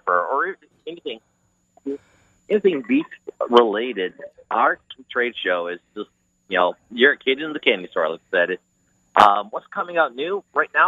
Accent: Grand Haven, Michigan, United States; I'm from the Grand Haven area from Michigan

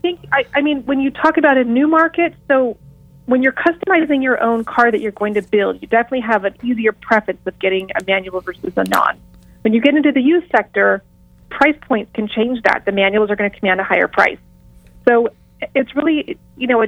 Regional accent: Los Angeles, California, United States; in Los Angeles, I have women's events specifically. So since this is my hometown

